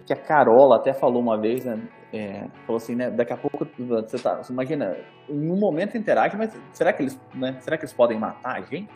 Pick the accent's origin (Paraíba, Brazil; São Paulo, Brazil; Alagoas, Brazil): São Paulo, Brazil; Campinas; eu sou de Campinas, me sinto de Campinas